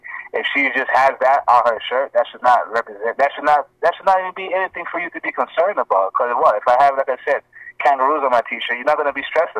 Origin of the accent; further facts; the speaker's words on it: Ghana; But in Africa, he's Ethiopian, I'm Ghanaian.